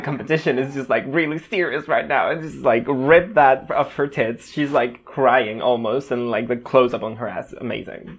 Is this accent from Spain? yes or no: yes; Spain; also born or lived in Barcelona; I am a Spanish boy living in Spain